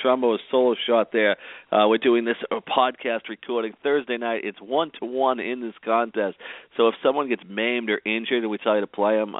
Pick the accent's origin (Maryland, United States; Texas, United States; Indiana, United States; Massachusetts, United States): Massachusetts, United States; Boston; now in Jacksonville, United States; I live in Jacksonville, so I'm about 2 hours away, and I grew up in Boston